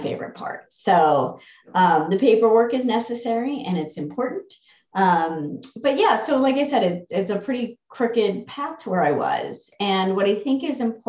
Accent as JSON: {"language": "English", "region": "New Jersey", "country": "United States", "said": "I'm from New Jersey"}